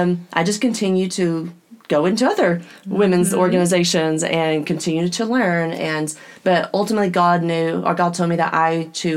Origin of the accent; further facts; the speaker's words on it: Midland, Texas, United States; also born or lived in Oklahoma; I am originally from Midland, Texas. I have been in Oklahoma most of my life, though.